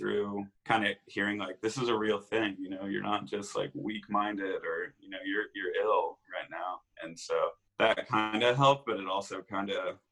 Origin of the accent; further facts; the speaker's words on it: Indiana, United States; in my little hometown, Indiana, I was always the sick kid